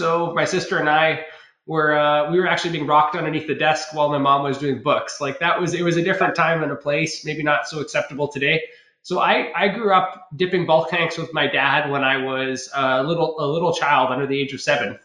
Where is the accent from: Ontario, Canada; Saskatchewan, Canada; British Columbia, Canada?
British Columbia, Canada; Ucluelet; also born or lived in Tofino / Nanaimo; I grew up on Vancouver Island. It's the west coast of Canada, a small little town called, well, I was in Ucluelet, but I was born in Tofino.